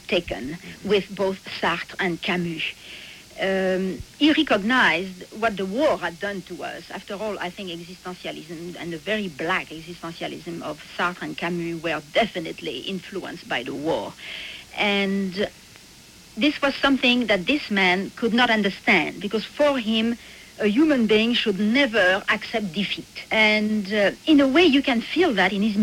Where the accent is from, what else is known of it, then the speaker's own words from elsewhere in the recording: Châteaudun, Centre-Val de Loire, France; moved away as an adult; also born or lived in Paris; my hometown in Châteaudun